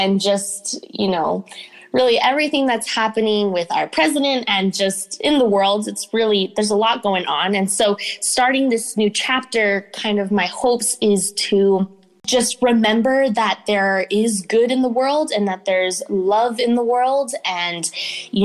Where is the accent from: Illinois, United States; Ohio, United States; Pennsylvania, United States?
Illinois, United States; Chicago; moved away; I'm from Chicago, Illinois, in a more physical, literal sense.